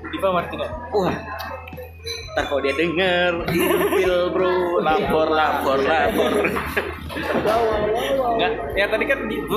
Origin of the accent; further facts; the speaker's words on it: Negara, Bali, Indonesia; aku dari Negara